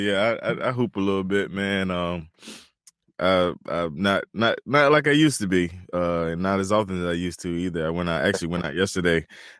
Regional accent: Turkey, North Carolina, United States; I'm from Turkey, North Carolina

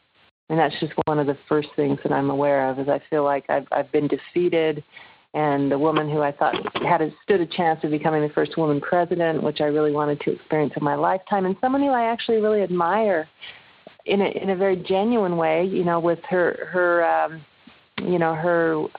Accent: United States; And then, of course, I'm an American liberal.

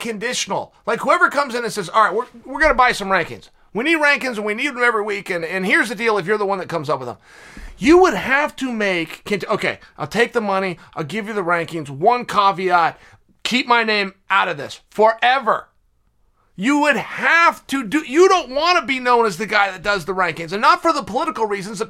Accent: West Linn, Oregon, United States; I'm from West Lynn

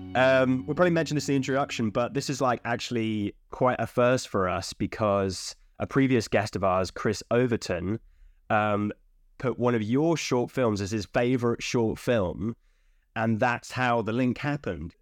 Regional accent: United Kingdom; I'm English Welshman

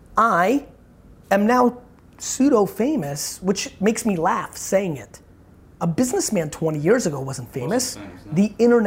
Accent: Edison, New Jersey, United States; also born or lived in Belarus / Queens; I was in Edison, New Jersey. I was born in Belarus in the former Soviet Union.

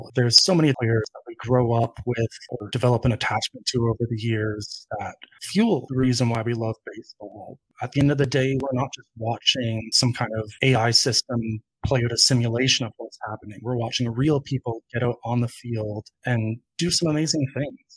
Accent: Canada; as a Canadian and Toronto Blue Jays fan

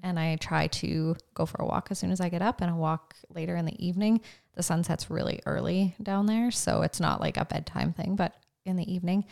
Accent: Carrot River, Saskatchewan, Canada; I grew up in Cary River, Saskatchewan, so northeast of here

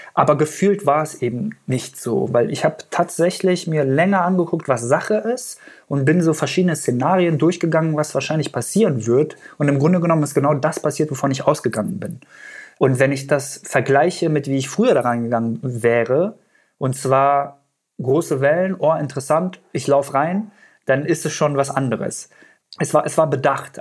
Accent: Göttingen, Lower Saxony, Germany; first language Persian; German is a second language; also born or lived in Afghanistan; ich bin in ähm, Göttingen groß geworden, beziehungsweise habe die längste Zeit in Deutschland in Göttingen verbracht. Da bin ich zur Schule gegangen und habe auch mein Abi da gemacht.

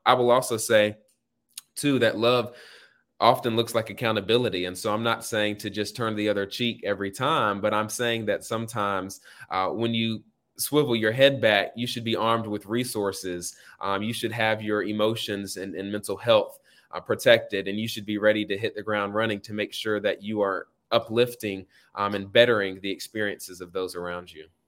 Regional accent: Raleigh, North Carolina, United States; moved away as an adult; now in Atlanta, United States; I'm from the North Hills area. Grew up, uh, going to Douglas Elementary School

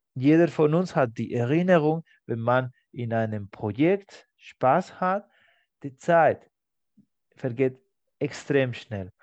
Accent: Spain; German is a second language; moved away; in meinem Heimatland Spanien

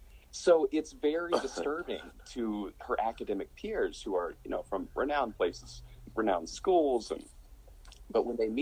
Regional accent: on the border of West Virginia, Kentucky, United States; I was born in Kentucky. I was raised right on the border of West Virginia.

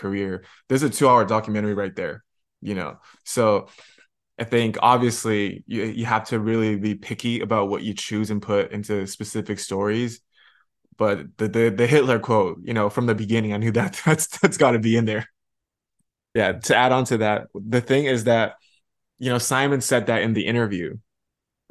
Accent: China; moved away; also born or lived in Canada; I grew up in China

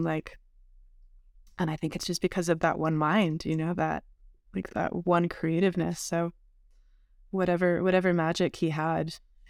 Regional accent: Canada; now in United States; I'm from Canada. I'm first generation here.

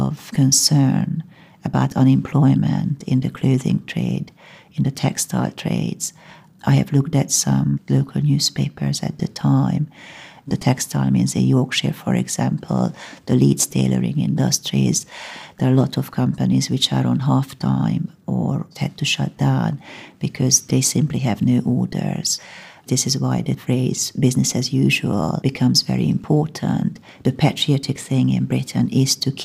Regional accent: Hungary; now in United Kingdom; I'm originally from Hungary

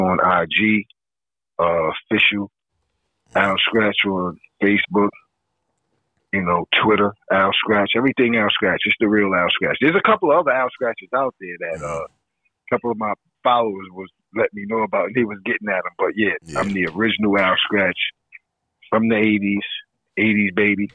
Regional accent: New York City, New York, United States; It's the culture that I grew up in here in New York City

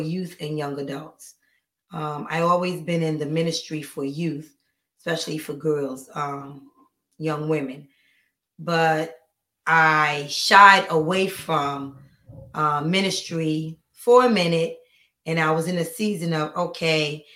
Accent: Paterson, New Jersey, United States; moved away; I'm from New Jersey, Paterson, New Jersey

